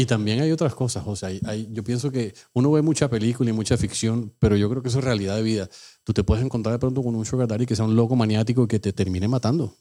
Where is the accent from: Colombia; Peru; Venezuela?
Colombia; also born or lived in New Jersey; now in Miami, United States; nosotros salimos de Colombia